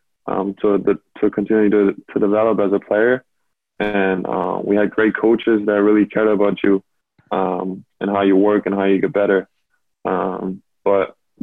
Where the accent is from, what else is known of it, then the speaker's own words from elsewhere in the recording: Berlin, Germany; moved away; I grew up in Berlin, like you said. So it was a dream come true to play for my hometown team that I grew up watching